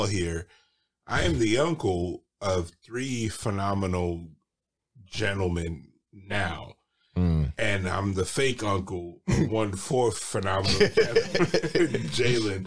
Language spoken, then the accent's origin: English; New York City, New York, United States; I grew up in a small neighborhood in Brooklyn called Sunset Park